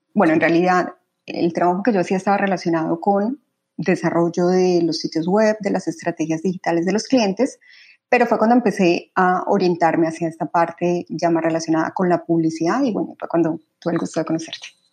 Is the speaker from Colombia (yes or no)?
yes; Medellín, Antioquia, Colombia; moved away as an adult; also born or lived in Bogotá; Yo nací en Bogotá, sin embargo, toda mi infancia, adolescencia y de hecho hasta los 25 años viví en Medellín.